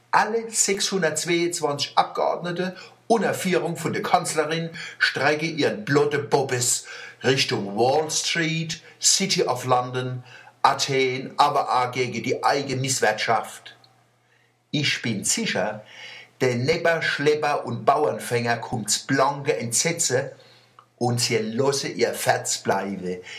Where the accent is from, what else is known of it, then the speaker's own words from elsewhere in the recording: Buchen, Baden-Württemberg, Germany; born there; Ich bin übrigens in Buche geboren. Buche soll im Mittelalter mal belagert worden sein.